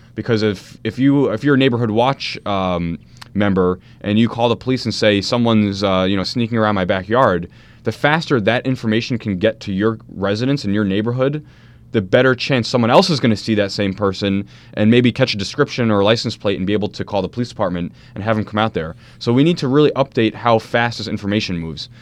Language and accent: English; Maplewood, New Jersey, United States; also born or lived in South Orange, New Jersey; I grew up in Maplewood and South Orange.